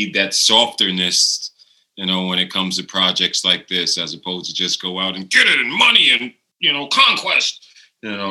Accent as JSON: {"language": "English", "town": "New York City", "region": "New York", "country": "United States", "moved": "yes", "said": "I'm coming from New York City"}